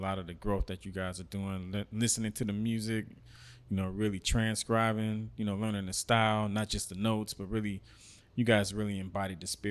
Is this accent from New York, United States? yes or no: no; Miami, Florida, United States; moved away; since I was in high school back in Miami